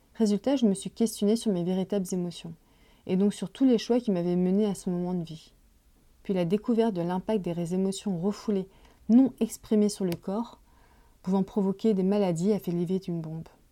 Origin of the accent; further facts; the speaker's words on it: Paris, Île-de-France, France; Je suis née en France de parents immigrés chinois dans la fin des années 70. J'ai grandi dans le quartier chinois de Paris.